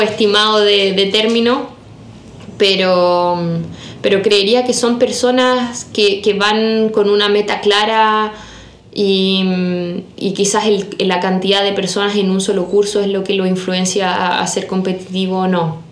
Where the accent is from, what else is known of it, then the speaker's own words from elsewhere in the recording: La Unión, Los Ríos, Chile; moved away as an adult; also born or lived in Germany; soy exalumna del Colegio Alemán de la Unión, yo soy de la generación 2016